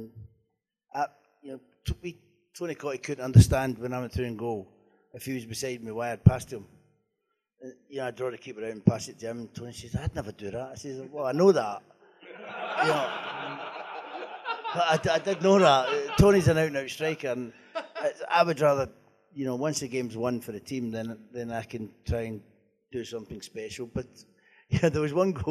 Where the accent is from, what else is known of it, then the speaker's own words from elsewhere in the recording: Scotland, United Kingdom; I'm a Scotsman.